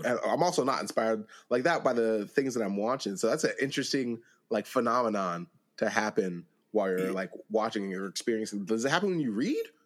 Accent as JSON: {"language": "English", "region": "Pennsylvania", "country": "United States", "said": "I'm from Pennsylvania."}